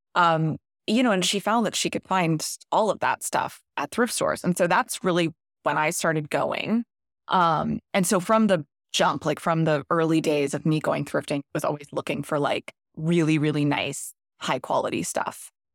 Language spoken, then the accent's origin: English; Ponte Vedra Beach, Florida, United States; grew up in Ponte Vedra Beach, Florida, which is a coastal area, mostly in the nineties